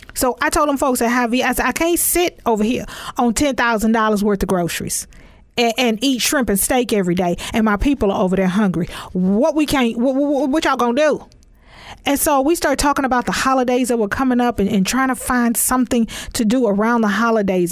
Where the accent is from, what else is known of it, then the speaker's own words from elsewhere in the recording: Texas, United States; I'm from Texas